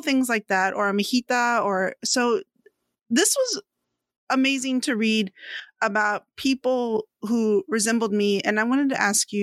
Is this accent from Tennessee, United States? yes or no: no; San Antonio, Texas, United States; I grew up in San Antonio, Texas.